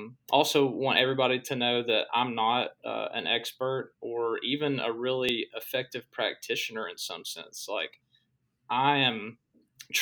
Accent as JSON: {"language": "English", "region": "Texas", "country": "United States", "tie": "born or raised there", "also_born_or_lived": "Arkansas", "moved": "as an adult", "said": "me growing up in Churches of Christ in Texas. And, I was young, I was a kid"}